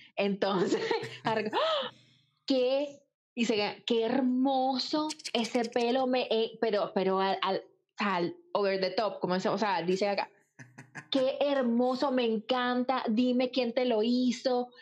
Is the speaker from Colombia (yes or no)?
no; Venezuela; now in Ireland; como venezolano, le gusta pertenecer